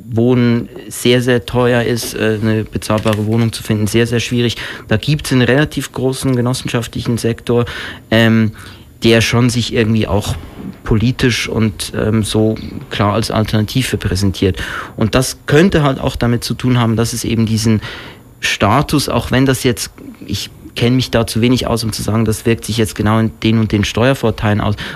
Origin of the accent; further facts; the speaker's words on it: Switzerland; ich bin selber ursprünglich aus der Schweiz